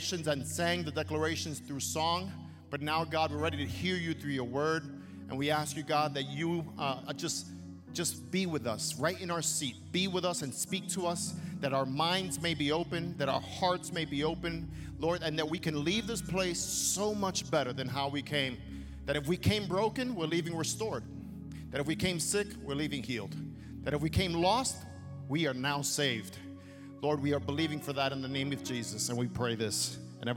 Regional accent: New York City, New York, United States; I grew up in Brooklyn, New York, and my formation was there

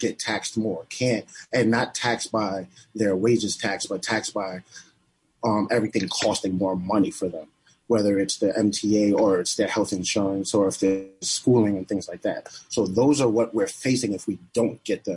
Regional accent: New York City, New York, United States; I'm from the Bronx

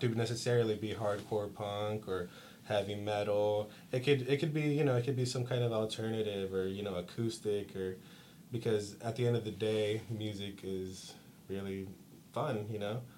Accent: Stockton, California, United States; also born or lived in Castro Valley, California; I was born in Castro Valley, and I came to Stockton uh, in about the second grade. So I basically consider myself a Stocktonian

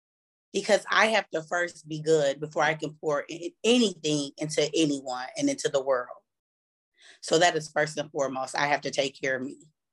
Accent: Pontiac, Michigan, United States; I am from Pontiac, Michigan. And I'm a teacher.

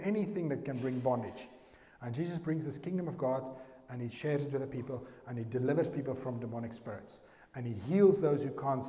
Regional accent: South Africa; I'm from South Africa

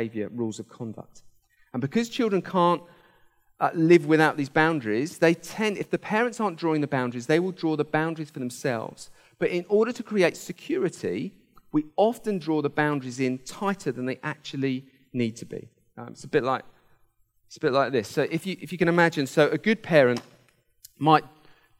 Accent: Hampshire, South East England, United Kingdom; I grew up in Hampshire

